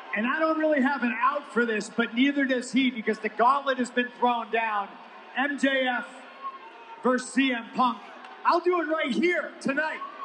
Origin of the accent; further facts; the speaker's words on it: Chicago, Illinois, United States; my hometown, Chicago, Illinois